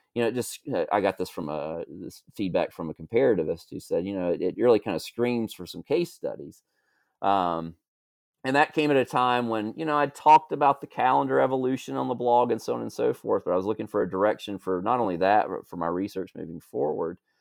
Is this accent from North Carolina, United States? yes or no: yes; North Carolina, United States; moved away; also born or lived in Georgia; I grew up in North Carolina